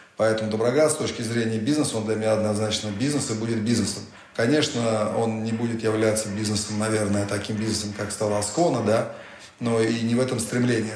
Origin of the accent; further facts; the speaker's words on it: Russia; Я россиянин, я хочу жить в России, нигде кроме России